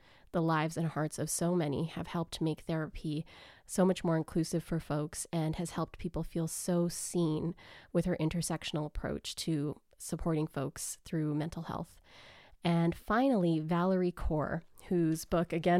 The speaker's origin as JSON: {"language": "English", "town": "Grande Prairie", "region": "Alberta", "country": "Canada", "tie": "born or raised there", "said": "growing up in Grand Prairie, Alberta"}